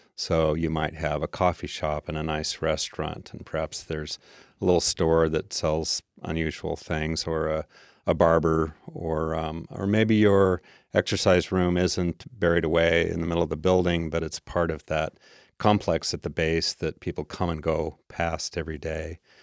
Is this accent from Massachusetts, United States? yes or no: no; Tacoma, Washington, United States; I grew up mostly in Tacoma